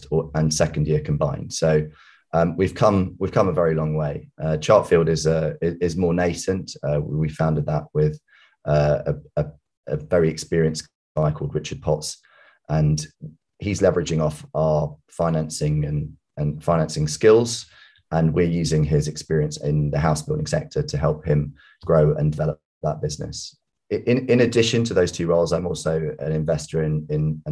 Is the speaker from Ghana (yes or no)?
no; United Kingdom; also born or lived in West London; We moved from West London, where we were living, to the home counties.